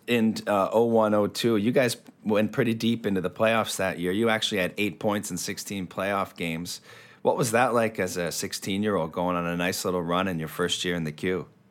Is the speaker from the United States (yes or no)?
no; Cape Breton, Nova Scotia, Canada; I grew up in Cape Breton.